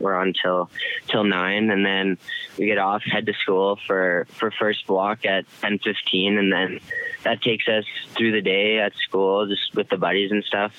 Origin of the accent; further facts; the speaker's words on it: Medicine Hat, Alberta, Canada; moved away; my hometown